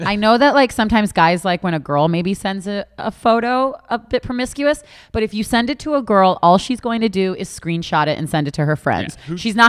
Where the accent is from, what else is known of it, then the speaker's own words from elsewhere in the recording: Boca Raton, Florida, United States; I grew up in Boca Raton.